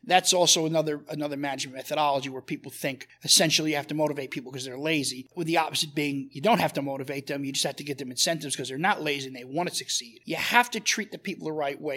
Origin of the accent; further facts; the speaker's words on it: New York City, New York, United States; I grew up in Brooklyn in the in the seventies